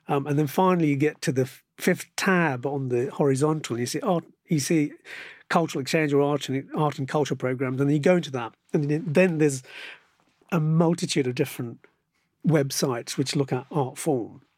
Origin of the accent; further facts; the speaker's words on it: Birmingham, West Midlands, United Kingdom; it's my hometown